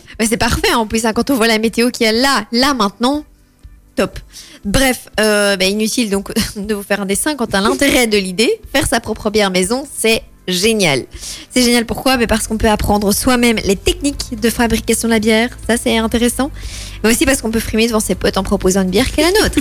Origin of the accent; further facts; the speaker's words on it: Belgium; on est belge